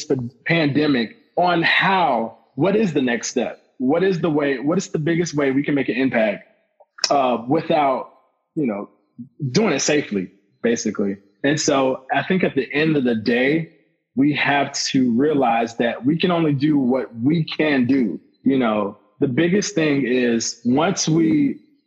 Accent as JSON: {"language": "English", "town": "Lakeland", "region": "Florida", "country": "United States", "tie": "born or raised there", "also_born_or_lived": "Orlando, Florida", "said": "that's my hometown"}